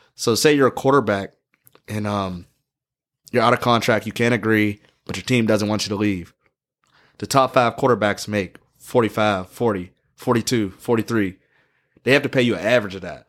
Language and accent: English; Pittsburgh, Pennsylvania, United States; I'm from Pittsburgh